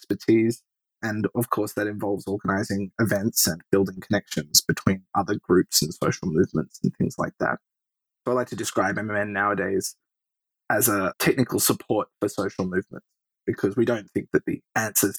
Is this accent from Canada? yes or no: no; Sydney, New South Wales, Australia; accent: Australian; moved away as an adult; now in United States; I'm an Australian. I grew up in Sydney